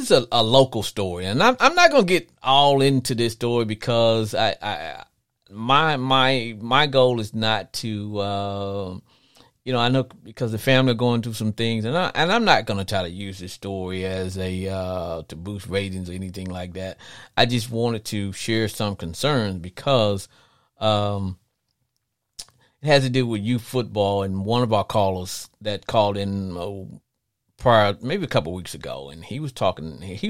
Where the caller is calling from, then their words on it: Texas, United States; But I'm calling from Texas. That's where I'm located.